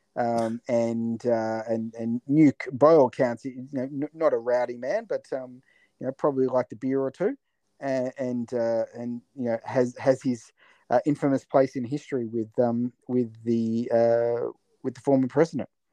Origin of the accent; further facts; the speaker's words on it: Latrobe Valley, Victoria, Australia; moved away; I came from the Latrobe Valley in Victoria where we had you know f- four or five uh, power stations